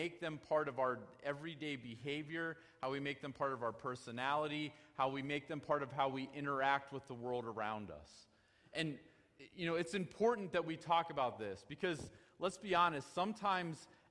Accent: United States; We as American Christians

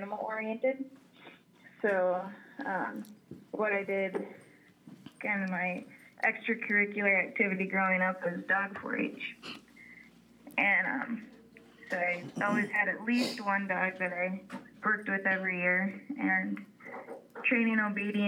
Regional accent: Ohio, United States; moved away as an adult; I grew up in Ohio

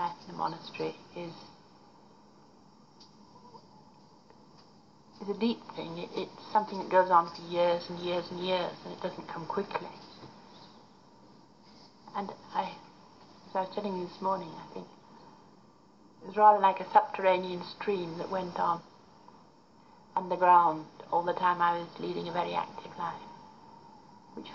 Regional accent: Derby, East Midlands, United Kingdom; moved away as an adult; also born or lived in Littleover / Oxford / India; now in Sikkim, India; I was born in Derbyshire, in Derby. And funnily enough, in a place called Monk Street. And after that, I lived in the countryside

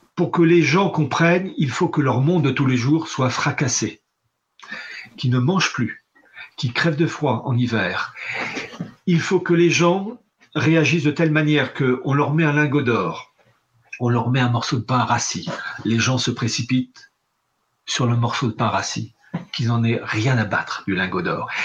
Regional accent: France; je suis français patriote

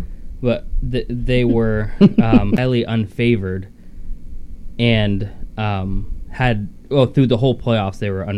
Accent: Ohio, United States; I'm from Ohio

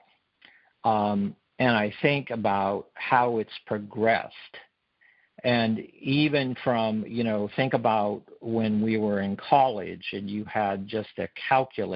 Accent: Montana, United States; moved away as an adult; also born or lived in California; Originally, I was from Montana, but came down to California, went to college

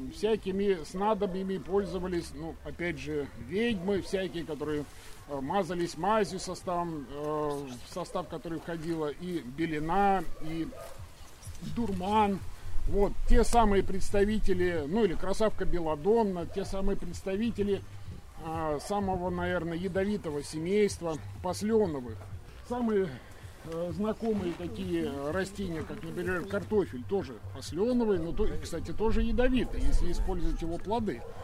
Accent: Kaliningrad, Kaliningrad Oblast, Russia; moved away as an adult; also born or lived in Saint Petersburg area / Svetlogorsk area; now in Krasnolesye, Russia; Вообще-то я э, родом из Калининграда, то есть родился, вырос в Калининграде, учился под Питером

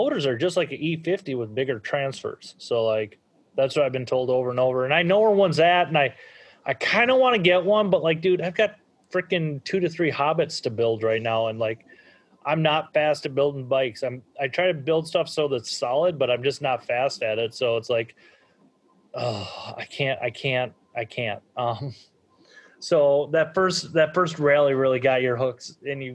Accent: Minnesota, United States; I'm from Minnesota

